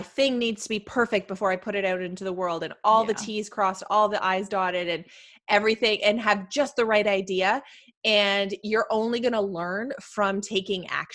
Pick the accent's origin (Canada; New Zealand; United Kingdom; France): Canada; I'm in Canada and Canadians love to like find out that I'm Canadian